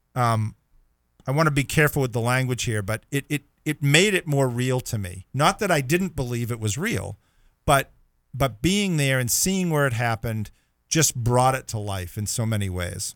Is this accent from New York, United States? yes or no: no; Boston, Massachusetts, United States; we're both from the Boston area